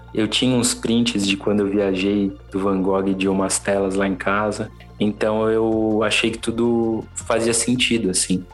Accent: São Paulo, Brazil; sou natural de São Paulo, da zona oeste de São Paulo, para ser mais exato

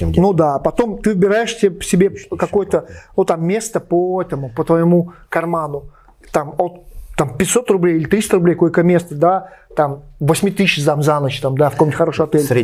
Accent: Beloretsk, Bashkortostan, Russia; Я из Белорецка, дедушка жил в Терляне, и покосы были на Масеевой горе возле Ремеля, ну там относительно недалеко.

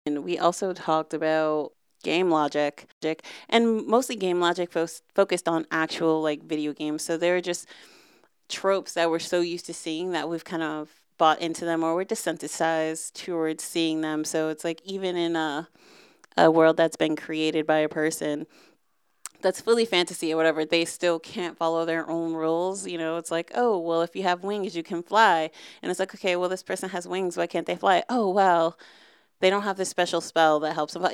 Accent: United States; I'm from America and not from, um, Quebec

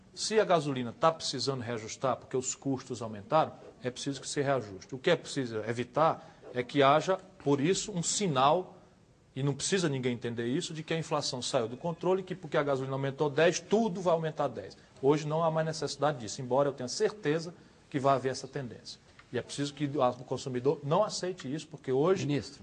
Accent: Ceará, Brazil; also born or lived in Pindamonhangaba, São Paulo; Eu, um cearense modesto, que nasci em Pindamonhangaba, que trabalhei a vida toda no Ceará

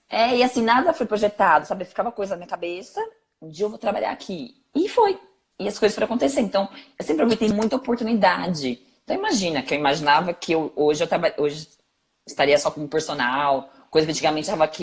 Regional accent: São Paulo, Brazil; Eu vim da ZL

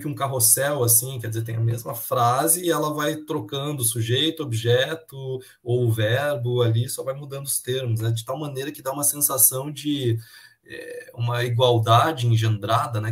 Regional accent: Chapecó, Santa Catarina, Brazil; moved away; o lugar lá de onde eu vim, a cidade de Chapecó

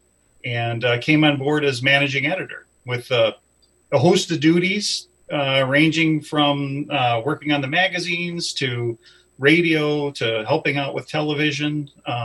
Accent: Chicago, Illinois, United States; moved away; I grew up in the Chicagoland area

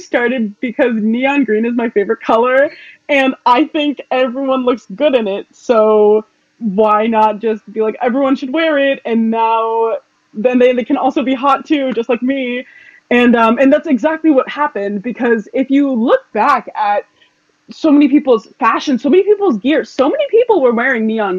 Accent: South Shore, Massachusetts, United States; We're both from South Shore, Massachusetts, so it would be so cool to represent our home

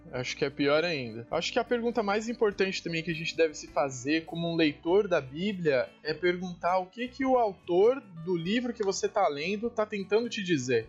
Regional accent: São Paulo, Brazil; Eu sou natural de São Paulo

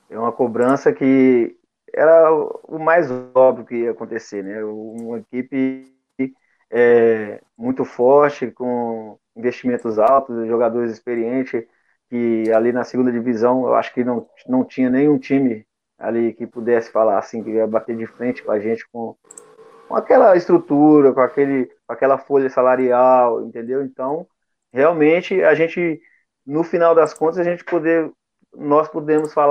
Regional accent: Belo Horizonte, Minas Gerais, Brazil; Sou mineiro de Belo Horizonte.

